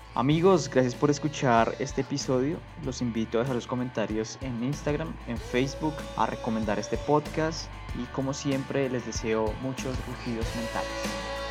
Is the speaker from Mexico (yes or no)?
no; Colombia